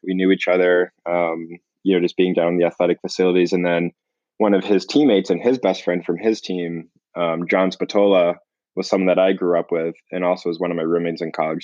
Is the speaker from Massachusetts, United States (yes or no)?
yes; Boston, Massachusetts, United States; I grew up in the Boston area.